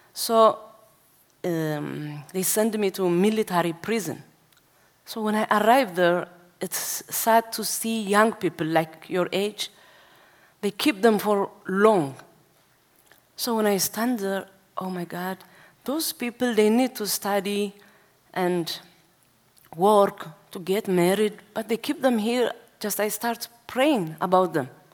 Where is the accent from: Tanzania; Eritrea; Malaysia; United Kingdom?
Eritrea; Asmara; now in Denmark; I was born in Asmara, which means capital city of Eritrea. So when I was eight years old, I, stand, I start to attend uh, Orthodox church